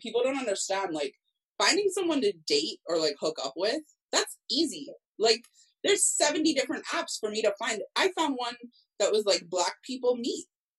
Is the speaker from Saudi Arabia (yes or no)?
no; Cayman Islands; I'm from the Cayman Islands